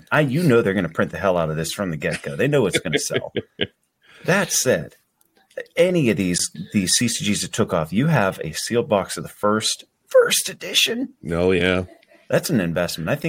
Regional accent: United States; I was growing up in Washington.

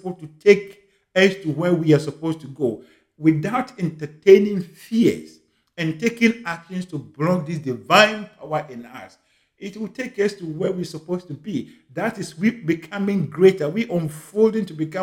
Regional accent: Ghana; moved away as an adult; also born or lived in United Kingdom; now in Canada; I was born in Ghana in a village called Akenium, in one of the remotest parts in Ghana.

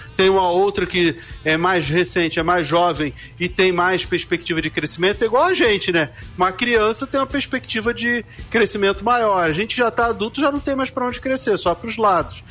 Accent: Rio de Janeiro, Brazil; Eu nasci muito pobre, numa região carente do Rio de Janeiro. Eu sou lá do bairro do Rio Comprido

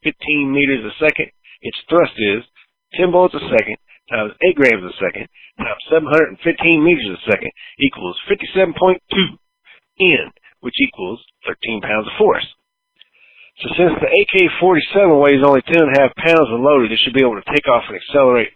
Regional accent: the South, United States; growing up in the South

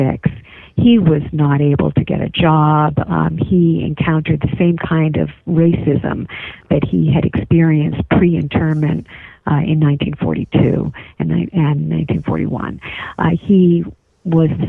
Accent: East Coast, United States; I was raised on the East Coast

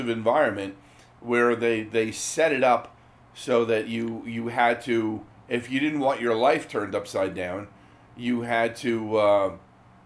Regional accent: New Jersey, United States; we're from New Jersey.

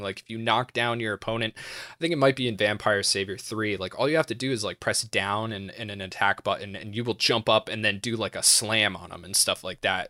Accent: United States; I'm American

